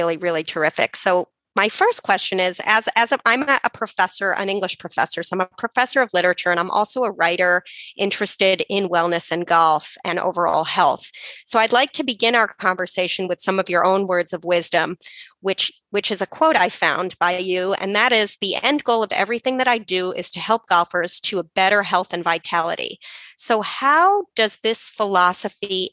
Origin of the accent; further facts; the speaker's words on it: New York City, New York, United States; I'm from New York City, which is where I am currently